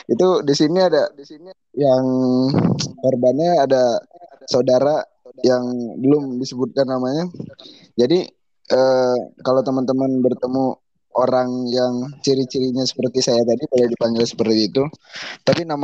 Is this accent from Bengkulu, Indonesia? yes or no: yes; Bengkulu, Indonesia; Asal saya Bengkulu ya kan.